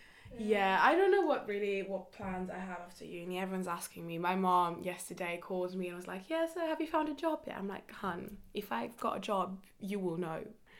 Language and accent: English; Kenya; So it's like when I was raised in Kenya, I was the white person, like I was that outsider person in a way.